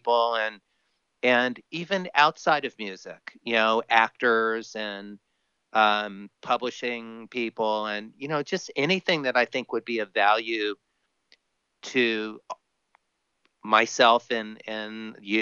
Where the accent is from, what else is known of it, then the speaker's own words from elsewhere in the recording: Miami, Florida, United States; now in California, United States; I grew up on a bicycle, growing up in Miami